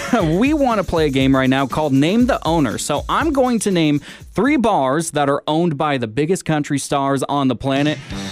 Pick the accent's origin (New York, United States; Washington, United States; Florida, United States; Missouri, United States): Washington, United States; Seattle; My favorite team is my hometown Seattle Seahawks.